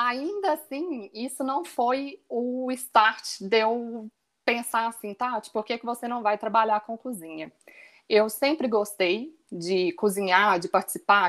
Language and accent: Portuguese; Belo Horizonte, Minas Gerais, Brazil; also born or lived in Itabira / Australia; eu sou de Belo Horizonte